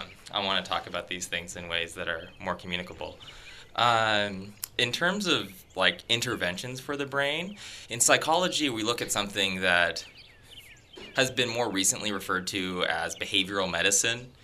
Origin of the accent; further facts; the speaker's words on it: Tigard, Oregon, United States; moved away as an adult; now in Canada; my high school psychology teacher um, was a fantastic teacher. He actually won a national award mm. for uh, teaching um, at my high school. Um, in Tigard, Oregon